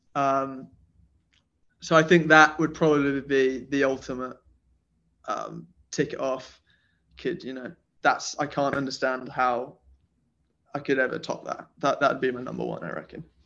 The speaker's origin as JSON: {"language": "English", "town": "Nottingham", "region": "East Midlands", "country": "United Kingdom", "tie": "born or raised there", "moved": "yes", "lives_now": "London, United Kingdom", "said": "So I grew up in Nottingham, which is in England"}